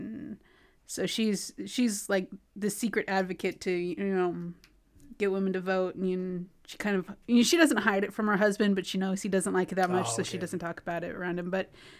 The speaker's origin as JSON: {"language": "English", "region": "California", "country": "United States", "tie": "born or raised there", "said": "I grew up in California."}